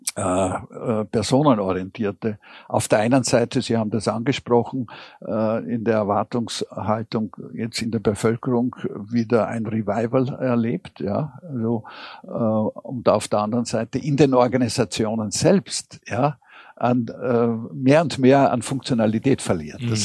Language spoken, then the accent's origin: German; Vienna, Austria; sagt man bei uns in Wien